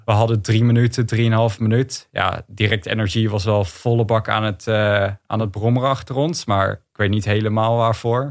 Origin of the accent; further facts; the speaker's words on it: Netherlands; als Nederlander.